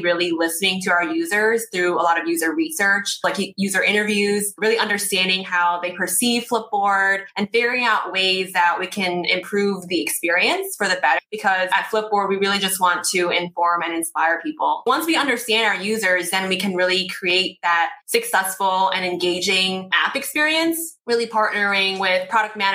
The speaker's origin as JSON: {"language": "English", "region": "New Jersey", "country": "United States", "tie": "born or raised there", "also_born_or_lived": "Brooklyn, New York", "said": "I was born in Brooklyn, raised in Jersey, and currently live in Jersey City"}